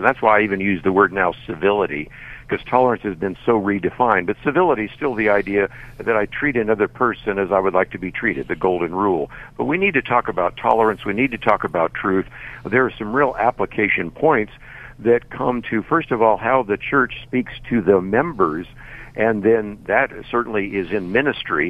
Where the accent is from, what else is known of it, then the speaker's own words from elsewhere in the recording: Berkeley, California, United States; I was born in Berkeley, California, so I understand the culture in which you're speaking right now, and grew up in the San Francisco Bay Area